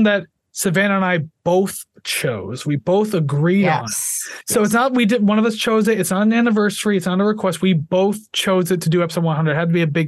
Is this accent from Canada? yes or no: yes; Canada; I'm Canadian